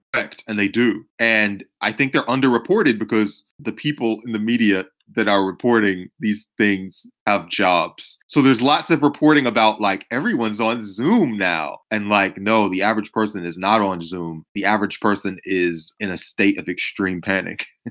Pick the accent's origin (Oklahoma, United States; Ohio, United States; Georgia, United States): Georgia, United States; I'm from Georgia